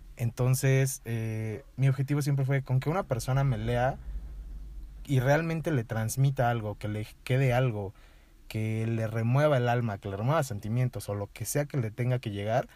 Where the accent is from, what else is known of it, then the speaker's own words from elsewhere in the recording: Toluca, State of Mexico, Mexico; moved away as an adult; now in San Miguel de Allende, Mexico; soy de aquí de Toluca también